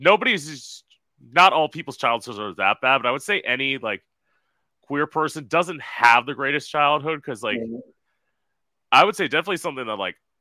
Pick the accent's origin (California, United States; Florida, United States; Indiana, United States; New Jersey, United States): Florida, United States; I'm originally from Florida. I live in Florida now